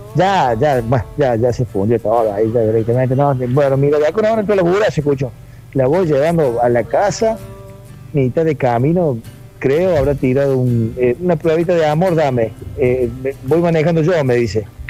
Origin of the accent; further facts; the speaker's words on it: Bell Ville, Córdoba, Argentina; Yo soy de Belville